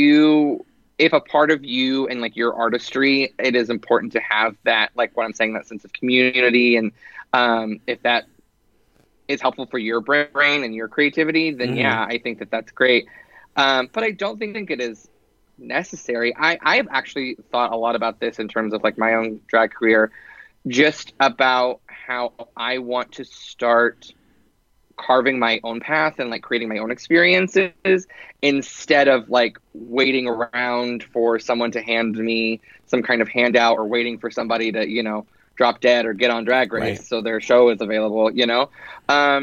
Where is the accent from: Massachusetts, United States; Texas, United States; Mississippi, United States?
Texas, United States; Dallas; moved away; I grew up in Dallas, and whenever I was living there, for a long period of time